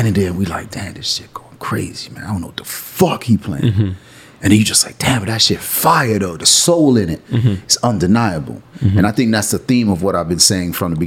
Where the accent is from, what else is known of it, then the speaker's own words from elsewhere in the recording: Miami, Florida, United States; moved away as an adult; also born or lived in Atlanta / New York / Washington, D.C. / Toronto; Being a Jit from Miami